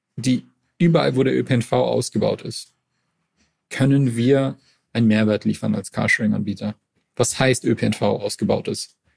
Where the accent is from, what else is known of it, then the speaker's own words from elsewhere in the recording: Montreal, Quebec, Canada; now in Berlin, Germany; ich komm aus Montreal, also ist, eine, ist eine Großstadt